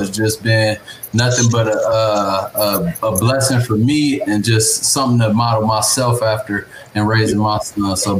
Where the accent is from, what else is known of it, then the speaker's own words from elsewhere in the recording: Lima, Ohio, United States; moved away as an adult; also born or lived in Oakland, California; I'm from Lima, Ohio, small city in Ohio